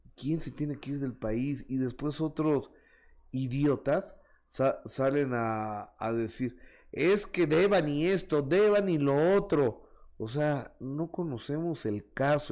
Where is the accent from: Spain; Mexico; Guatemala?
Mexico; mi país, en México